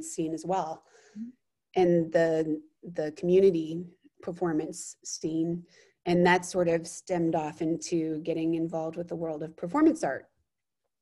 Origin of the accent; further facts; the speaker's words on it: Austin, Texas, United States; moved away as an adult; I grew up in Austin, Texas, and lived there until I was 18